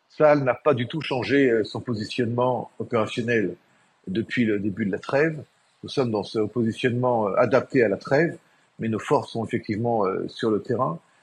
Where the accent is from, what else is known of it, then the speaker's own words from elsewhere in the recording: Israel; chez nous en Israël